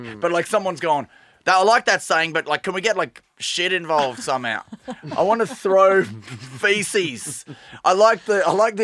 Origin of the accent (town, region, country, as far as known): Australia; accent: Australian; moved away as an adult; now in Ireland